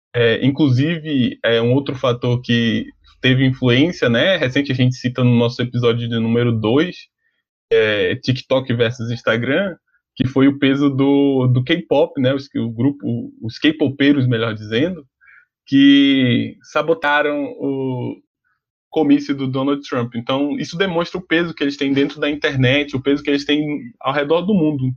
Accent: Brazil; nós como brasileiros

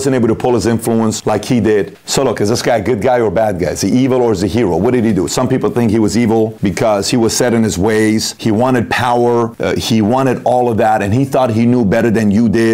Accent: Iran; I'm from Iran.

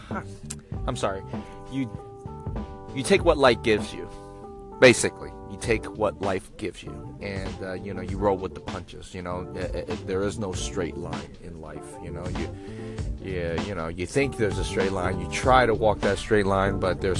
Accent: Oakland, California, United States; also born or lived in Sacramento; I grew up in East Oakland, from the Bay, born and raised

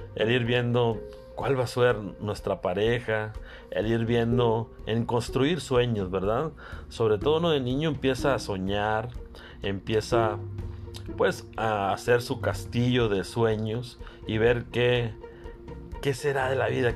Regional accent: Carbó, Sonora, Mexico; desde mi pueblo, desde Carbó, Sonora.

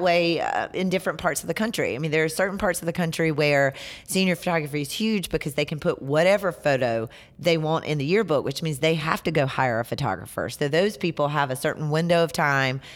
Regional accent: Hartsville, South Carolina, United States; accent: Southern; also born or lived in Lafayette, Indiana; now in Greenville, United States; South Carolina born and raised

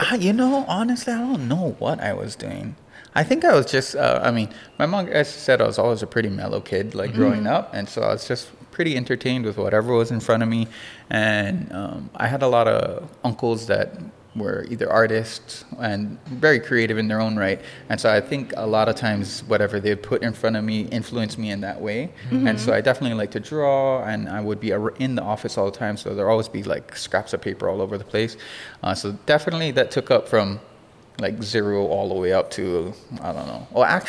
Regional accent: Hilo, Hawaii, United States; also born or lived in Los Angeles; I grew up in Kilkaha.

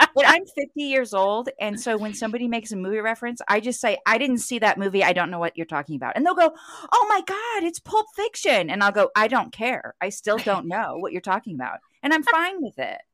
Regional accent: St. Louis, Missouri, United States; I'm from Saint Louis

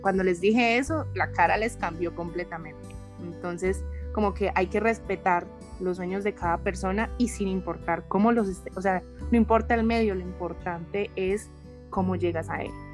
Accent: Medellín, Antioquia, Colombia; moved away; also born or lived in Bogotá / Barranquilla; nací en Bogotá, pero viví en Medellín

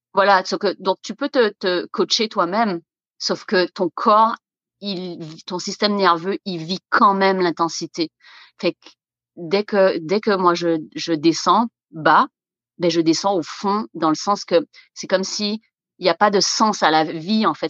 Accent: Guadeloupe; moved away as an adult; now in Canada; moi, je viens de la Guadeloupe, des Antilles

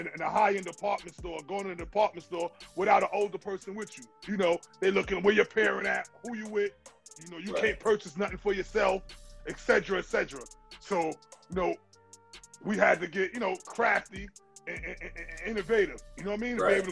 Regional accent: New York City, New York, United States; also born or lived in Crown Heights; I'm from Brownsville, born and bred in Brownsville, but every day I went to Crown Heights

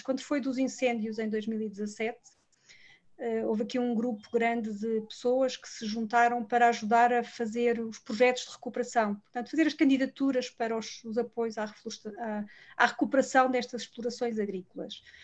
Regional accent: Lisbon, Portugal; eu sou de Lisboa, nasci em Lisboa e cresci em Lisboa

